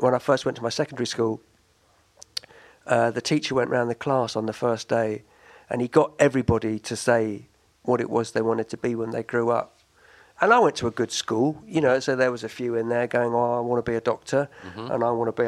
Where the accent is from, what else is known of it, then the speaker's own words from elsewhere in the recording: London, United Kingdom; Southwest London. I grew up in Barnes